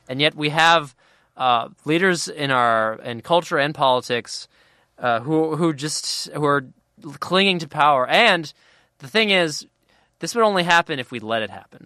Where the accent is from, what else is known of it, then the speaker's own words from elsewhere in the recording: Cincinnati, Ohio, United States; I'm from Cincinnati